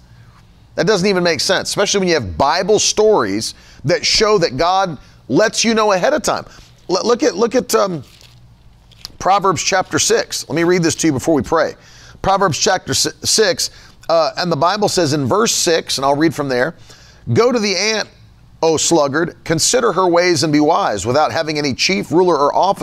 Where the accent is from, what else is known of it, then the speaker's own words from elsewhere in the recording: West Virginia, United States; moved away; I come from West Virginia